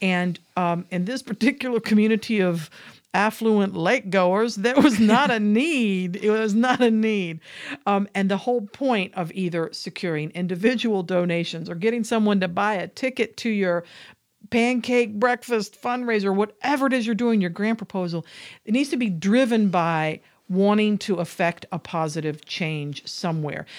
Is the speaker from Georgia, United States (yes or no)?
yes; Georgia, United States; I come from Georgia.